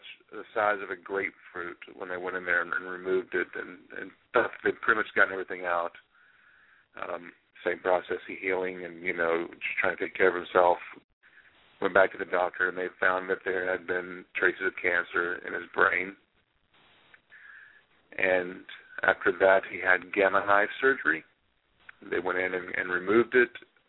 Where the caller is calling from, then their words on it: Sachse, Texas, United States; Yeah, Sachse, Texas.